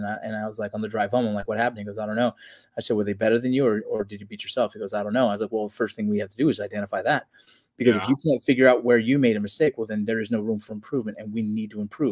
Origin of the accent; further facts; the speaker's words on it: Los Angeles, California, United States; I grew up in Los Angeles, California